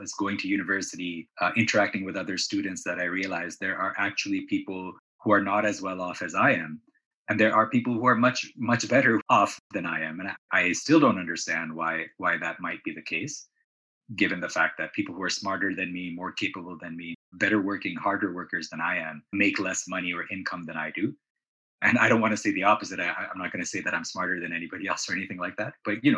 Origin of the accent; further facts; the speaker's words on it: Canada; also born or lived in Pakistan / Saudi Arabia; So although I was born in Pakistan, my early childhood was spent in Saudi Arabia. And then again, my father wanted to go to Canada.